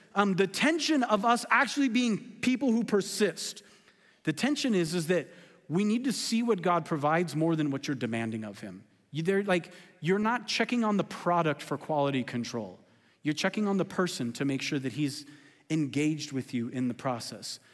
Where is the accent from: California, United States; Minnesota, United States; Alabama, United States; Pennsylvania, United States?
California, United States; I'm from California